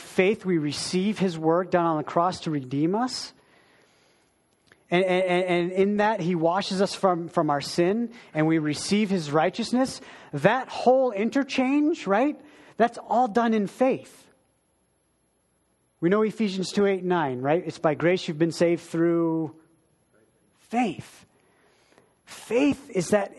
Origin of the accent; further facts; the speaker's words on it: Wilton, Maine, United States; moved away; I grew up in a little town. There was about 1,000 people in my town, little Wilton in Maine, the state